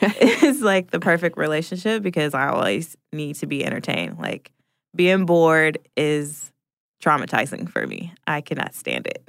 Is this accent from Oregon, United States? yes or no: yes; Portland, Oregon, United States; now in Atlanta, United States